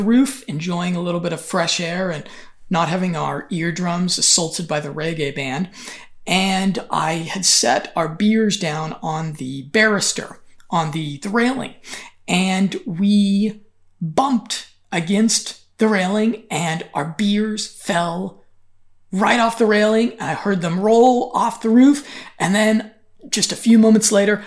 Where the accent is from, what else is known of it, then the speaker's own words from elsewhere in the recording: Denver, Colorado, United States; moved away as an adult; also born or lived in Berlin, Germany / Valencia, Spain / Kyiv, Ukraine / Sofia, Bulgaria; I returned home for my brother's wedding and hung out a bit back in Denver, Colorado.